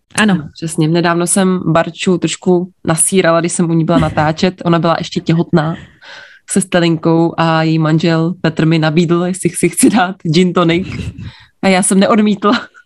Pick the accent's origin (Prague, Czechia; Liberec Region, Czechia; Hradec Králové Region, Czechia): Liberec Region, Czechia; Jablonec nad Nisou; Narodila jsem se v Jablonci nad Nisou